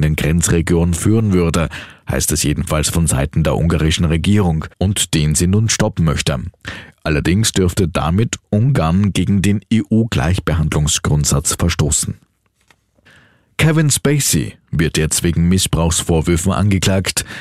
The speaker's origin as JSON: {"language": "German", "country": "Austria", "said": "bei uns in Österreich"}